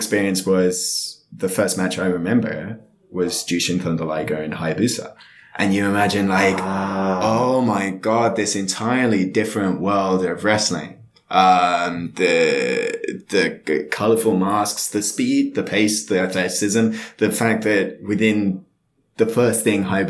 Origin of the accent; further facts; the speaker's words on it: United Kingdom; Being British.